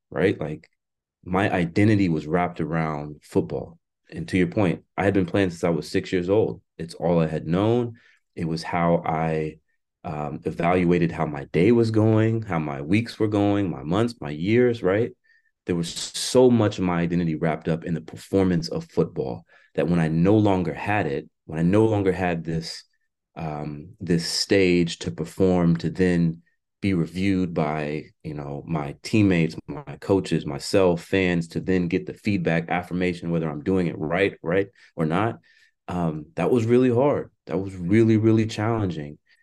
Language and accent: English; Florida, United States; now in Washington, United States; my home state of Florida